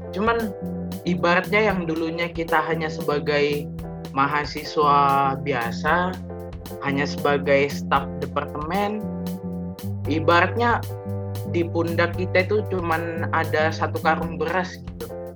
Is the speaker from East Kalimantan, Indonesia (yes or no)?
yes; Bontang, East Kalimantan, Indonesia; moved away as an adult; now in Surabaya, Indonesia; Aku kelahiran Bontang, Kalimantan Timur